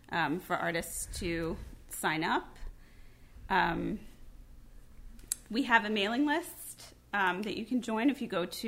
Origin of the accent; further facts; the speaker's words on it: New York City, New York, United States; I am originally from the Bronx. I grew up in Palm Parkway, so I've been in New York my whole life. I've bounced around a little bit just to travel around and try something new, but I am a New York girl.